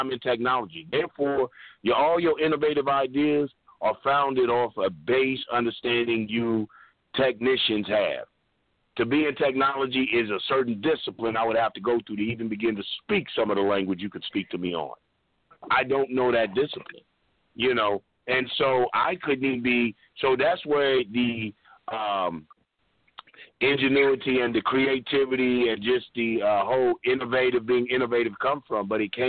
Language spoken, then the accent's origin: English; Long Island, New York, United States; now in Toronto, Canada; And I'm going … from Strong Island, who currently resides in Toronto.